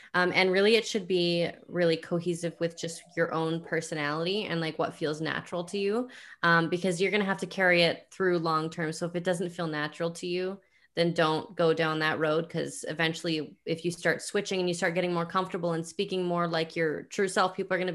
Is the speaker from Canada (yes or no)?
yes; Canada; I'm Canadian